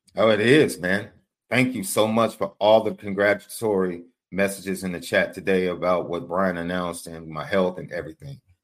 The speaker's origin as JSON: {"language": "English", "town": "Chicago", "region": "Illinois", "country": "United States", "said": "I'm from Chicago"}